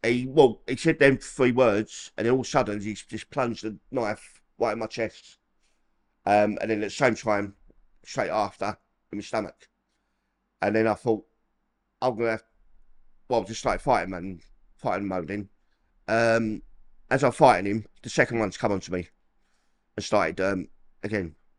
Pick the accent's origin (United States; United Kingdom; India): United Kingdom; London; moved away as an adult; I'm from Peckham, the old Copper Hill, Col-, old Copper Hill, um, yeah, I've lived there till about eighteen years old